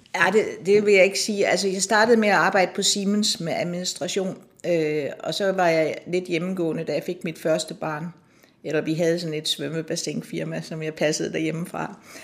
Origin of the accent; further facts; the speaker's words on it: Nakskov, Zealand, Denmark; moved away as an adult; also born or lived in Copenhagen; now in Allerød, Denmark; jeg kommer fra Nakskov, og min far han var landsretsoverfører i Nakskov, og vi boede i en lejlighed midt inde i byen